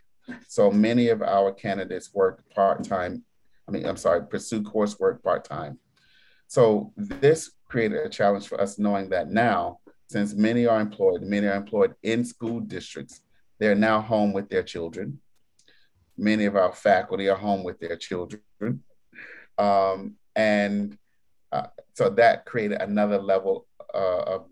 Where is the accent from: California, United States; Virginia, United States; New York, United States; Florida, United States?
New York, United States; being a New Yorker